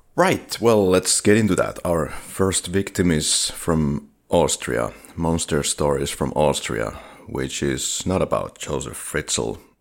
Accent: Finland; English is a second language; we are from Finland

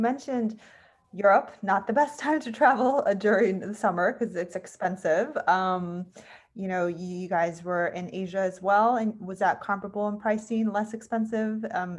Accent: California, United States; So I'm from California and live not too far from San Diego. I mean, I was kind of in the middle.

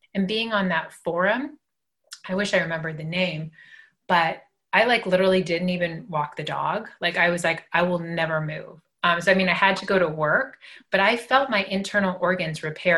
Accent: Los Angeles, California, United States; growing up in Los Angeles

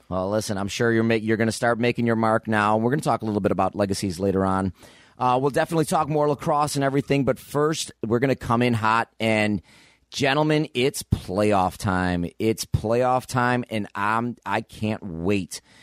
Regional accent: Buffalo, New York, United States; I grew up in Buffalo

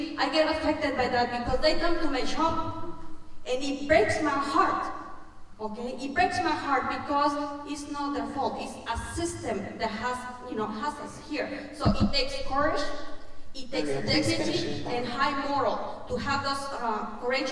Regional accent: Mexico; English is a second language; now in United States; I'm an immigrant, as you can tell, my accent tells, you know, where I'm from. I'm from Mexico.

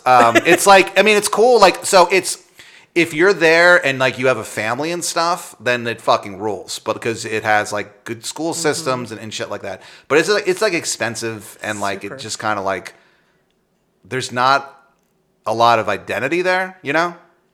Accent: Northern Virginia, United States; I grew up in Northern Virginia right next to Maryland, and so I've heard that stupid accent my whole fucking life.

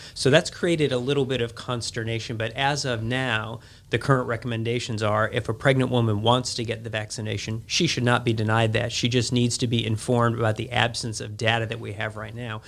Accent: Chicago, Illinois, United States; moved away as an adult; now in Jackson, United States; I was born and raised in Chicago

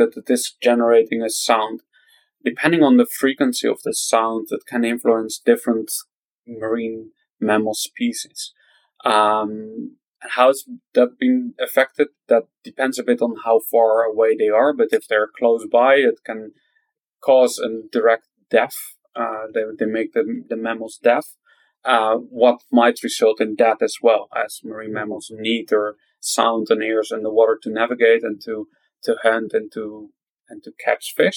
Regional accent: Netherlands; also from the Netherlands.

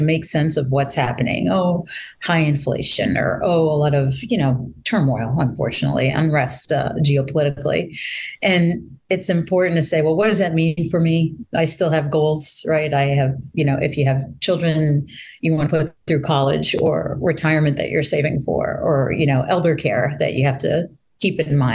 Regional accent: Boston, Massachusetts, United States; moved away as an adult; also born or lived in Baltimore, Maryland; I'm actually a Bostonian and Massachusetts person for a very long time

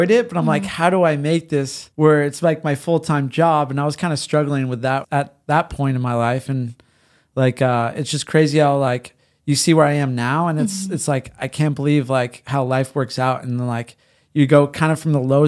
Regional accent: San Diego, California, United States; born or raised there; also born or lived in Glendale, California

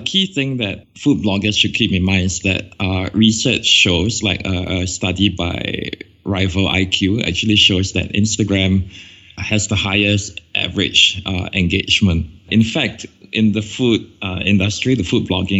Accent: Singapore; I come all the way from Singapore and we don't have four seasons here

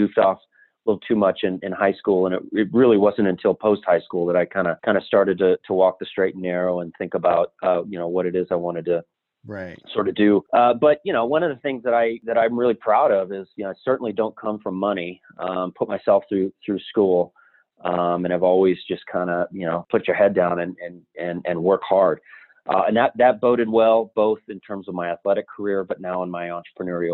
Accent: Albuquerque, New Mexico, United States; moved away as an adult; I'm born and raised in Albuquerque, New Mexico. Lived there until I was roughly about 30

